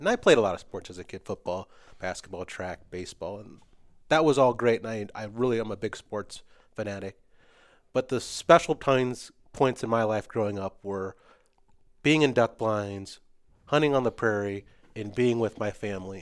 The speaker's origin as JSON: {"language": "English", "town": "West Point", "region": "Nebraska", "country": "United States", "tie": "born or raised there", "also_born_or_lived": "Fremont, Nebraska", "said": "I grew up in West Point and in Fremont, so northeast and east side"}